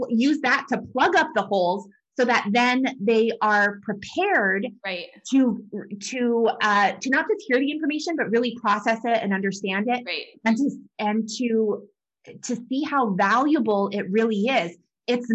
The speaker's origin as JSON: {"language": "English", "region": "New Mexico", "country": "United States", "tie": "born or raised there", "said": "I grew up in New Mexico and it was high elevation"}